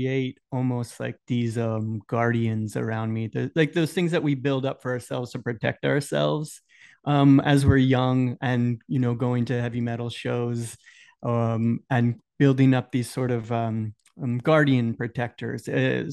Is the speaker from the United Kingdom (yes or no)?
no; Tampa, Florida, United States; I'm here from Tampa.